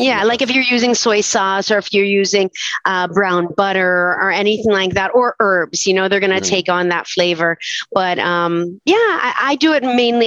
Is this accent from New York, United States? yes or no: no; Weston, Florida, United States; moved away as an adult; now in Gainesville, United States; I'm originally from Fort Lauderdale or what is known as Weston, as far west as you can go to the Everglades